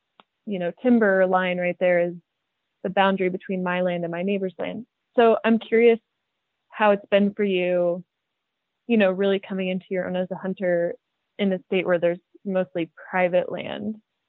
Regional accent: Midwest, United States; because I grew up in the Midwest

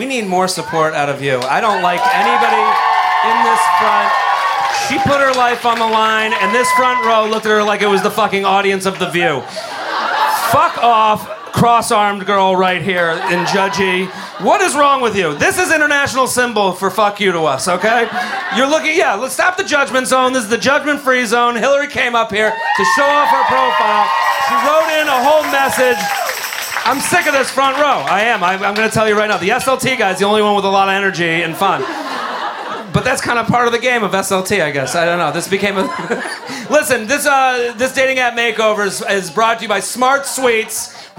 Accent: Brooklyn, New York, United States; Hey, I'm from Brooklyn.

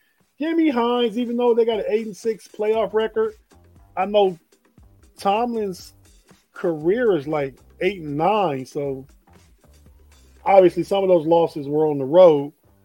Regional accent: Northwest Ohio, United States; we're from Northwest Ohio, the western part of Ohio

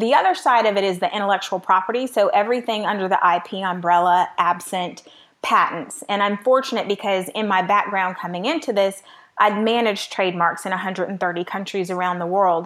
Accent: Miami, Florida, United States; also born or lived in Midwest; now in Atlanta, United States; I was raised in Miami

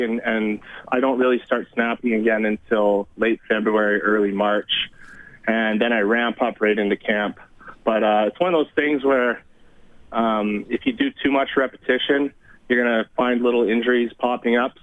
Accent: Sherwood Park, Alberta, Canada; also born or lived in Saskatoon; raised in Sherwood Park

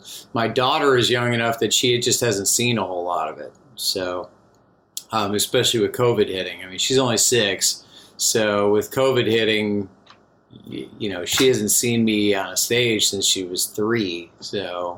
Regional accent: Chicago, Illinois, United States; I'm from the Chicago area

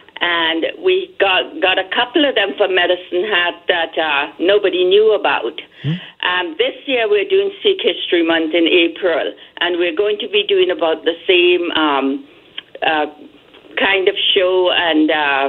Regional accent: Trinidad & Tobago; now in Canada; I immigrated from Trinidad to Canada, and there was racism when I immigrated here.

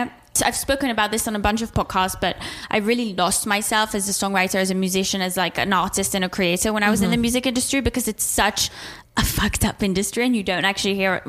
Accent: Switzerland; moved away as an adult; also born or lived in England; now in United States; So I grew up in Switzerland

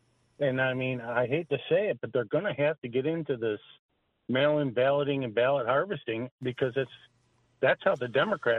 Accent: New York, United States; moved away; So I'm a transplant from Central New York, and I'm a retired cop, and so I'm semi-retired.

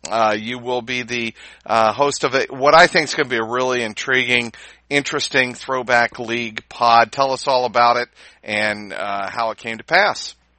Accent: Cincinnati, Ohio, United States; Growing up in Cincinnati

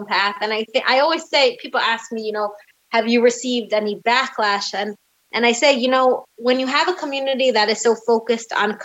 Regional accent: United States; now in Jerusalem, Israel; I was raised in a more open-minded, you know, still very religious American community

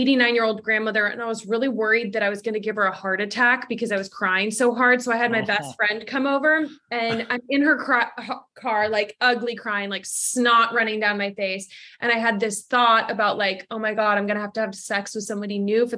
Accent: Los Angeles, California, United States; also born or lived in Canada; I have dual citizenship. So I'm from Los Angeles.

